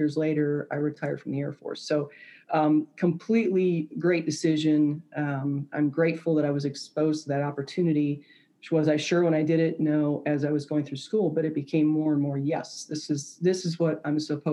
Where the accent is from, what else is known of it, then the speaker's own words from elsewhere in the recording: suburbs of Detroit, Michigan, United States; moved away as an adult; I grew up in Michigan, just north of Detroit, one of the suburbs of Detroit